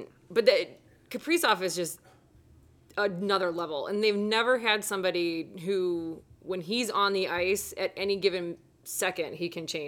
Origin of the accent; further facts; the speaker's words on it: Chicago, Illinois, United States; also born or lived in Atlanta / Huntsville / Nashville; now in Minnesota, United States; obviously Chicago is always going to be home, but I love Minnesota. I mean, I've moved around after our college in Florida. I lived in Atlanta for 4 years. Then I lived in Huntsville, Alabama for a year.